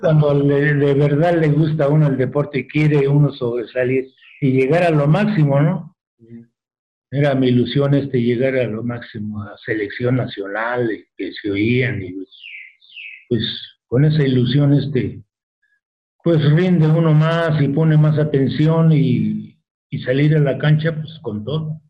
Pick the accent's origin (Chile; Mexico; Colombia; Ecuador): Mexico; Numarán, Michoacán; moved away; also born or lived in Mexico City; ahí me desarrollé la gran parte de mi vida